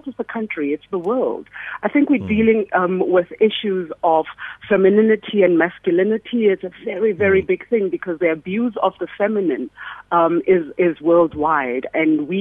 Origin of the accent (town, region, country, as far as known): South Africa